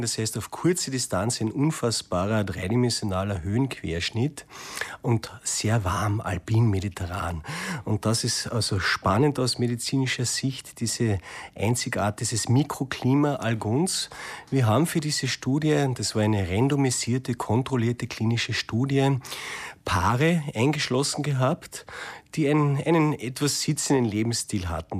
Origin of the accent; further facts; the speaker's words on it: Austria; bei uns in Österreich